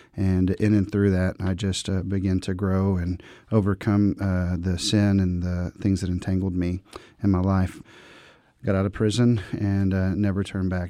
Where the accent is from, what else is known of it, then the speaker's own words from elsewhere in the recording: Dallas, Texas, United States; I grew up in the Dallas-Fort Worth, Texas area